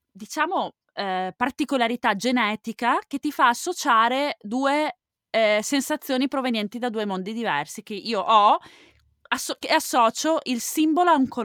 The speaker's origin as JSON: {"language": "Italian", "region": "Veneto", "country": "Italy", "said": "Donato. Di, non di San Donato, no, in provincia di... Oddio, questo è un lapsus. È in provincia di Venezia, non"}